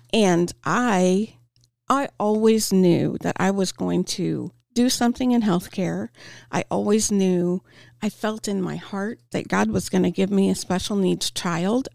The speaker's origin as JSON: {"language": "English", "town": "Topeka", "region": "Kansas", "country": "United States", "tie": "born or raised there", "said": "I'm born and raised in Topeka"}